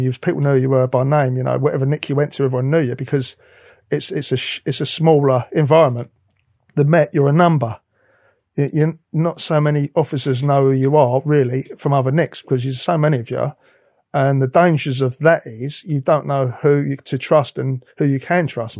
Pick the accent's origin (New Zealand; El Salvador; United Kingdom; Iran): United Kingdom; London; I'm from the East End of London.